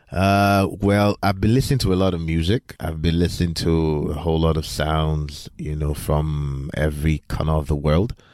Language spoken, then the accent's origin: English; Nigeria; I grew up in Nigeria mostly